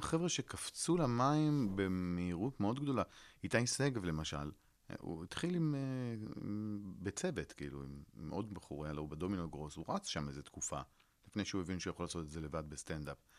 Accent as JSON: {"language": "Hebrew", "town": "Netanya", "region": "Central District", "country": "Israel", "tie": "born or raised there", "also_born_or_lived": "New York", "said": "סיפרתי על הילדות שלי אה, בנתניה"}